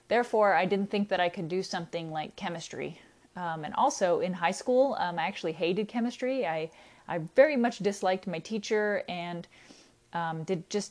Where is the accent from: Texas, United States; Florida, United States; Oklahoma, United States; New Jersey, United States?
Texas, United States; I'm originally from Texas, so I decided to go to Sam Houston State because it was pretty close to home